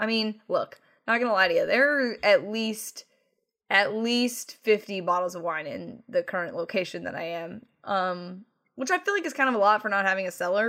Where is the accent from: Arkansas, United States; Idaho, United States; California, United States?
California, United States; I'm from California